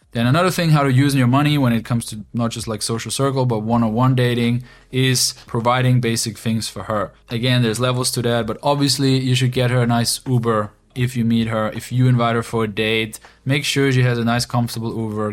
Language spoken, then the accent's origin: English; Austria; moved away as an adult; now in Ukraine; growing up in Austria for my whole life and now two years ago moving to the east to Ukraine